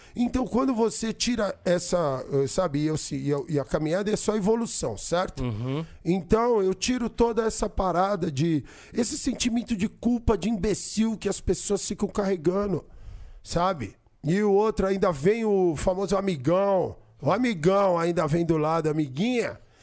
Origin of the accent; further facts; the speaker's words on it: São Paulo, Brazil; eu nasci aqui, mano. Eu sou paulista, paulistano, nascido na Avenida Paulista